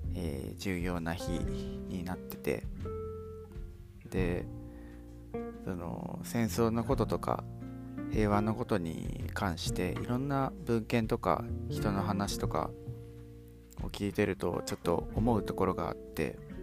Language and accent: Japanese; Hiroshima, Japan; 僕、まあ、広島に生まれて、ずっと広島で住んできて